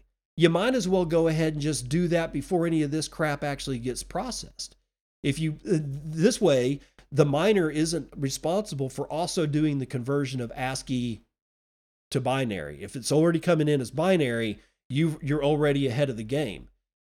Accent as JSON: {"language": "English", "country": "India", "tie": "born or raised there", "lives_now": "United States", "said": "Growing up in India, I witnessed how a lack of energy impacted health, knowledge, and opportunity."}